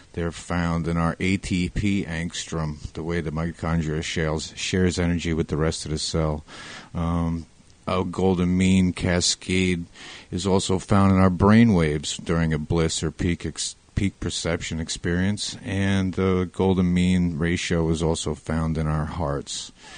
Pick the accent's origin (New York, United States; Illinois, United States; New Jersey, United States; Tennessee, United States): New Jersey, United States; Waldwick; moved away as an adult; now in Point Pleasant, United States; Originally, I'm from Bergen County, New Jersey, in a little town called Waldwick